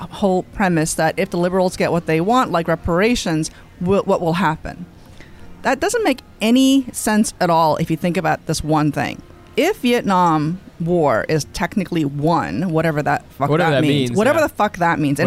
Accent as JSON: {"language": "English", "region": "New York", "country": "United States", "tie": "born or raised there", "said": "this is my hometown. I care about New York"}